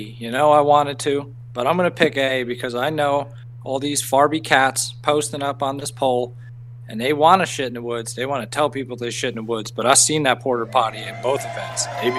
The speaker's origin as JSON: {"language": "English", "town": "Wayne", "region": "New Jersey", "country": "United States", "said": "I'm from Wayne, New Jersey."}